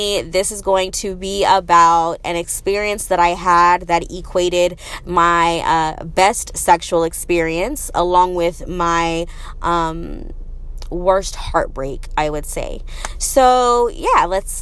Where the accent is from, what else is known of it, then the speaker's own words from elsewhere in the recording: Arizona, United States; moved away as an adult; also born or lived in Las Vegas; I'm from Arizona